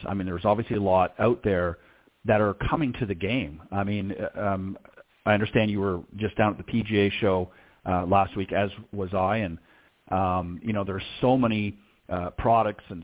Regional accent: Toronto, Ontario, Canada; accent: Canadian; If you haven't picked up the Canadian accent yet, you will, I'm sure, through our conversation. But obviously, I was from the Toronto area

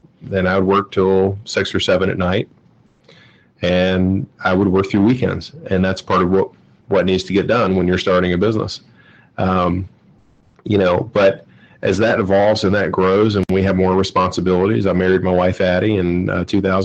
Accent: Georgia, United States; now in Cincinnati, United States; I'm from Georgia

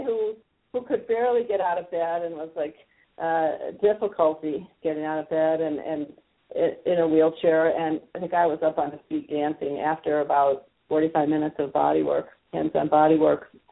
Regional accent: the Midwest, Wisconsin, United States; moved away as an adult; also born or lived in San Francisco, California / Israel; I grew up in the Midwest

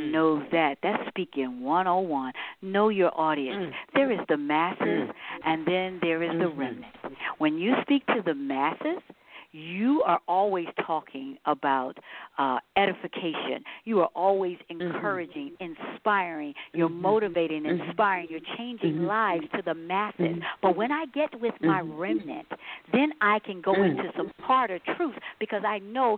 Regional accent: Philadelphia, Pennsylvania, United States; also born or lived in Detroit; I grew up, born and raised in West Philadelphia

